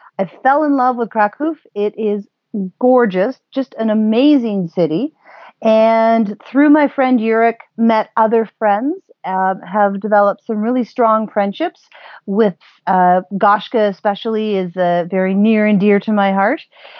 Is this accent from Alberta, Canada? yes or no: no; Port Elgin, Ontario, Canada; now in Toronto, Canada; Owen Sound, which is close to my hometown, Port Elgin.